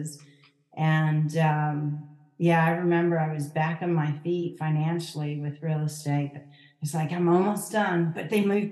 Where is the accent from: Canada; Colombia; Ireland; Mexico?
Canada; born or raised there; moved away